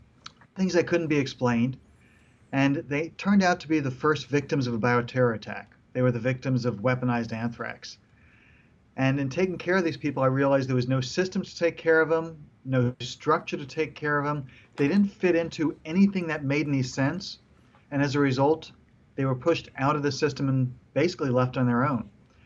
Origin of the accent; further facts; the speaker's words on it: New York, United States; also born or lived in Israel; I came from New York, finished elementary school in Israel.